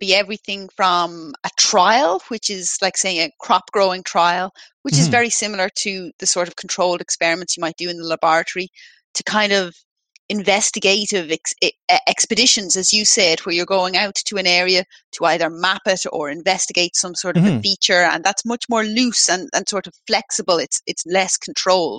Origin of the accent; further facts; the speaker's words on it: Dublin, Leinster, Ireland; I grew up in Dublin